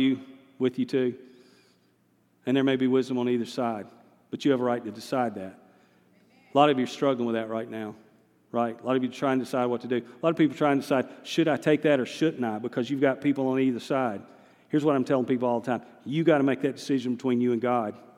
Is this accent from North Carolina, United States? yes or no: yes; the Piedmont, North Carolina, United States; moved away as an adult; also born or lived in Lenoir, North Carolina; now in Hendersonville, United States; I'm a Piedmont, center of the state boy by nature. I'm a mountaineer now, but I'm a Western North Carolina guy now. But I was raised in the Piedmont